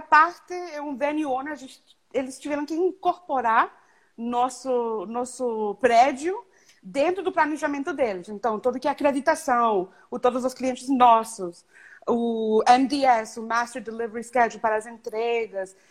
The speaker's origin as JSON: {"language": "Portuguese", "country": "Canada", "tie": "born or raised there", "also_born_or_lived": "Mexico / Rio de Janeiro, Brazil / Toronto", "second_language": "Portuguese", "said": "meus pais são de Nicarágua, eu nasci em México, mas eu cresci no Canadá."}